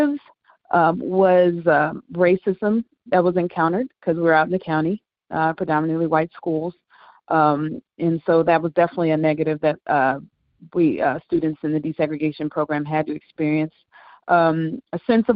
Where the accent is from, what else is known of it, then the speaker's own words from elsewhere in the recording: St. Louis, Missouri, United States; I'm from St. Louis, and in St. Louis, we have a desegregation program where our Black kids are bused